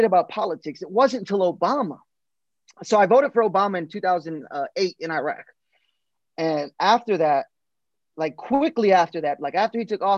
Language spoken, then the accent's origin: English; Paterson, New Jersey, United States; moved away as an adult; now in Killeen, United States; growing up in Paterson, New Jersey, it's very liberal